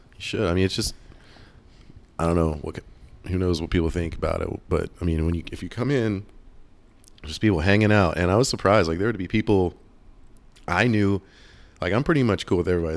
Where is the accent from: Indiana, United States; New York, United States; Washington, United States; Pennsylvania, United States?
Pennsylvania, United States; Pittsburgh; moved away; I am from Pittsburgh, so born and raised Steelers fan.